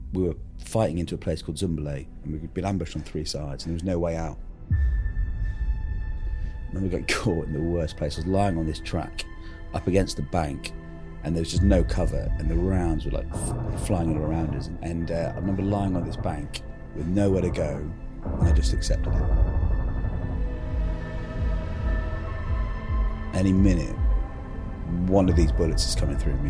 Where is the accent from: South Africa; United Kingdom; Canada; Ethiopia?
United Kingdom; Penzance, South West England; I'm from Penzance in Cornwall